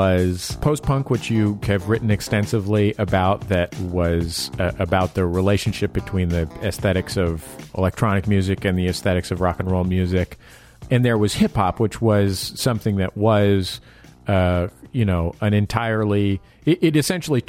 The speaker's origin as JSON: {"language": "English", "town": "San Francisco", "region": "California", "country": "United States", "moved": "yes", "lives_now": "Los Angeles, United States", "said": "I'm from San Francisco"}